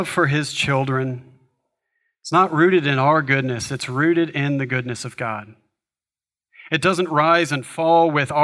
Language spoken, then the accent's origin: English; United States; for us, as American society, we are highly individualistic